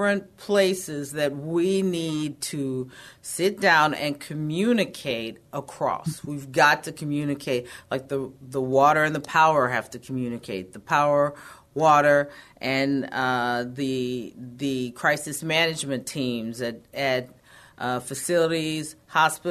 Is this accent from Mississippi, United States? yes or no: no; Texas, United States; I'm pretty independent and feisty. I think that is a part of being a Texan